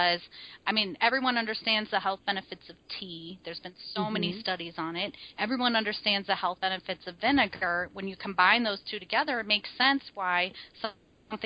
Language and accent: English; Midwest, United States; how I grew up, right? I'm a Midwesterner